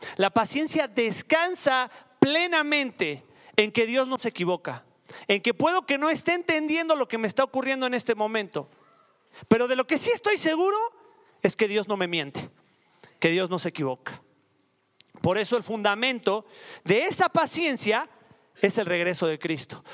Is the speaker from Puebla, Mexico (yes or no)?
yes; Puebla, Mexico; En mi, en mi tierra le dicen jarrito de amozoc